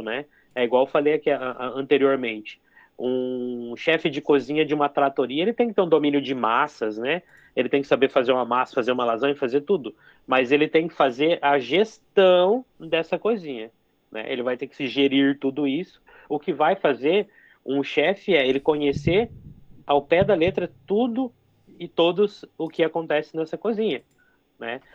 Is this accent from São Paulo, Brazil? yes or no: no; Toledo, Paraná, Brazil; Eu sou de Toledo.